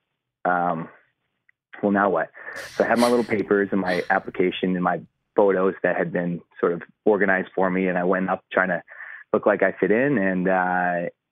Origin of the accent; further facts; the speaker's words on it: Calgary, Alberta, Canada; moved away as an adult; now in Texas, United States; who I grew up with back in Calgary, Canada